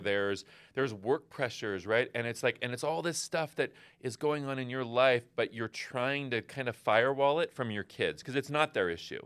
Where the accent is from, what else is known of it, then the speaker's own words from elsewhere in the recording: West Coast, United States; I'm from the West Coast